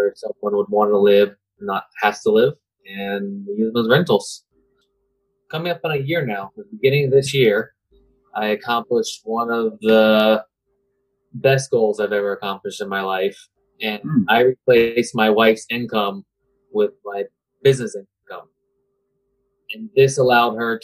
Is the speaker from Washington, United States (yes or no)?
no; Tampa, Florida, United States; also born or lived in Plant City, Florida / Seffner, Florida; I was born here in Tampa, and I now live in Plant City